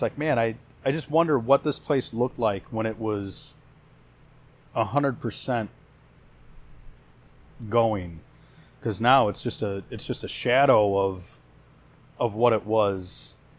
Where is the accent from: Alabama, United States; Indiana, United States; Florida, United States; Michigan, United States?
Indiana, United States; Hammond; I'm from Hammond originally